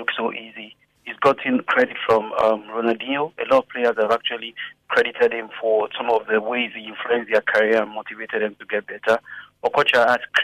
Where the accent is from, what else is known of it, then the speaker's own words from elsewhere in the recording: Lagos, Nigeria; As a young guy, growing up in Lagos